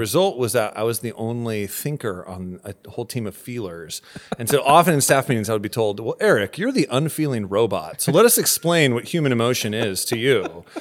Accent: Santa Barbara, California, United States; moved away as an adult; now in Camarillo, United States; both my wife and I grew up in Santa Barbara

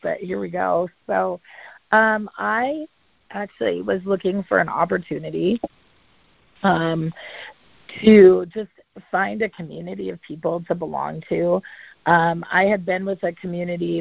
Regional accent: Montana, United States; my hometown in Montana

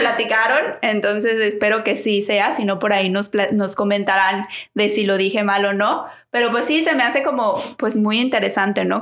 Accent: Guadalajara, Jalisco, Mexico; moved away; nosotros que somos de Guadalajara

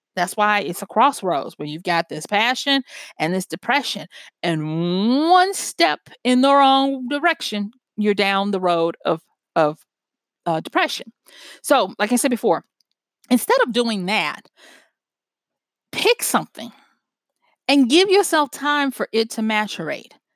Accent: Louisiana, United States; moved away; I'm from Louisiana originally

